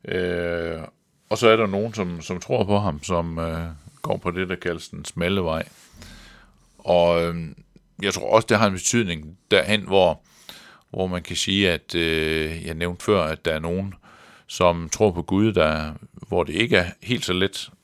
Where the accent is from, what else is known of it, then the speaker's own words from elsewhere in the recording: Central Jutland, Central Denmark Region, Denmark; der hvor jeg voksede op i det midtjyske